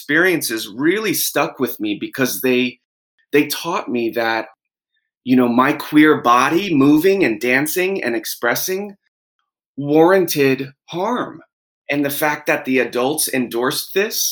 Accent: Jersey Shore, New Jersey, United States; I grew up on the Jersey Shore in the 90s

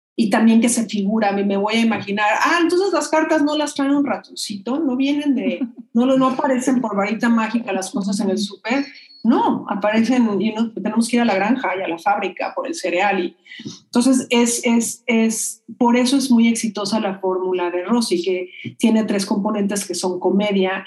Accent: Mexico; Yo digo de México, soy mexicana

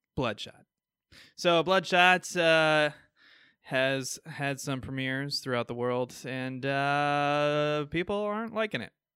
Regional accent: Midwest, United States; accent: Midwestern; my Midwestern accent

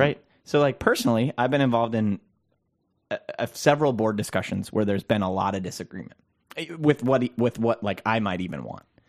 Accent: Minnesota, United States; I'm a Minnesotan

